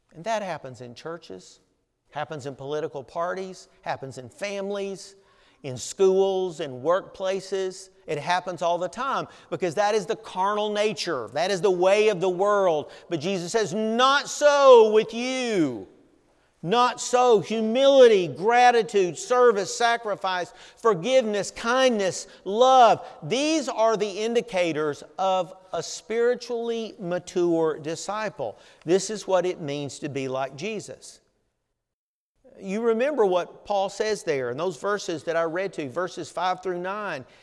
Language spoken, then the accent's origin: English; Southern United States, United States; accent: Southern; my Southern accent